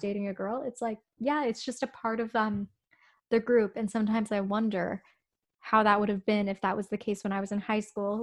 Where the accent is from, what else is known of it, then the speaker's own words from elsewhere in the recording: Toronto, Ontario, Canada; We're from Toronto